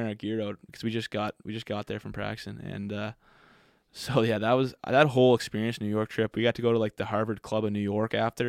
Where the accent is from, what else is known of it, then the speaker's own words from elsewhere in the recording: Sackville, Nova Scotia, Canada; They all love that I'm from Sackville, like Nova Scotia.